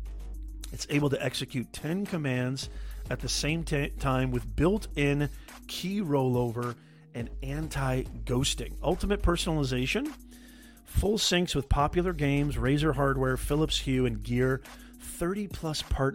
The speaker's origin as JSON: {"language": "English", "town": "Logan", "region": "Utah", "country": "United States", "tie": "born or raised there", "said": "I was born in Utah. Logan, Utah, to be specific"}